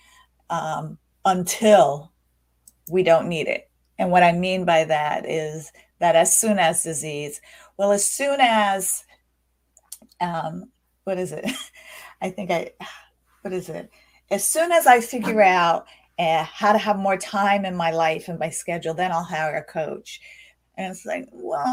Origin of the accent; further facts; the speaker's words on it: United States; I grew up in the United States. I'm an American